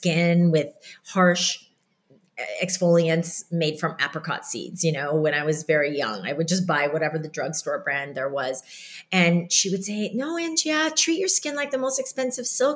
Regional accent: Iowa, United States; growing up in Iowa and these Korean, very strict parents

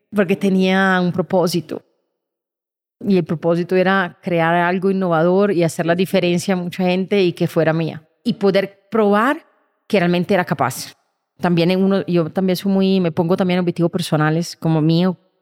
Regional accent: Milan, Lombardy, Italy; Spanish is a second language; moved away as an adult; now in Colombia; Nací en Milán

